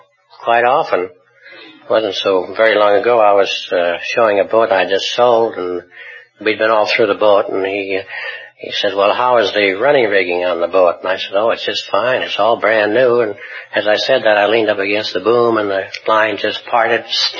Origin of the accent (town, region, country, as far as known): Iowa, United States